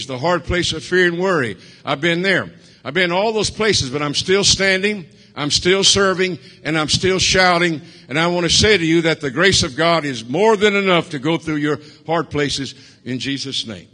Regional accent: Cajun, Louisiana, United States; I'm a Cajun

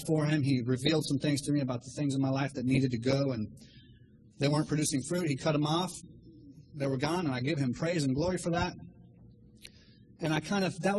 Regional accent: Miami, Florida, United States; I'm from Miami, Florida

